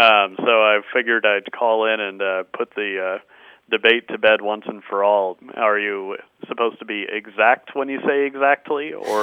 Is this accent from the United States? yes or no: yes; San Diego, California, United States; I grew up in San Diego.